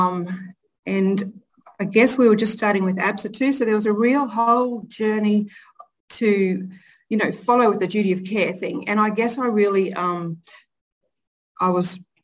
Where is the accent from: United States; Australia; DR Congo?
Australia; Charters Towers, Queensland; also born or lived in Cloncurry; So I actually grew up born in Cloncurry. And then most of my childhood has been in Charters Towers.